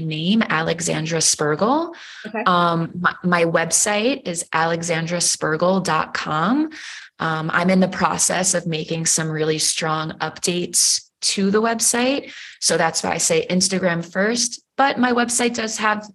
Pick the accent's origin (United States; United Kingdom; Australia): United States; New York; I'm from New York